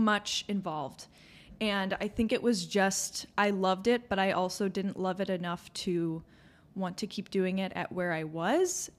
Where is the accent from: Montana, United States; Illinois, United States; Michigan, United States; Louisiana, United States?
Illinois, United States; Chicago suburbs; we're from the Chicago suburbs.